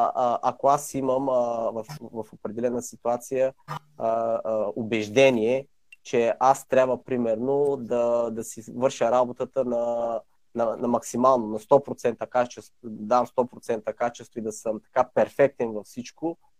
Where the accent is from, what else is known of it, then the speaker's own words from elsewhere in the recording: Sevlievo, Gabrovo Province, Bulgaria; moved away as an adult; родом съм в град Сивлиево. От може би 10 години вече не живея там, живея в чужбина